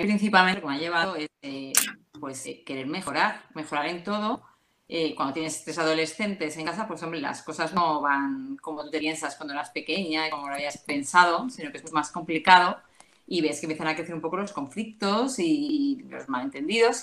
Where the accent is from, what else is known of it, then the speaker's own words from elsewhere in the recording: Madrid, Community of Madrid, Spain; soy de Madrid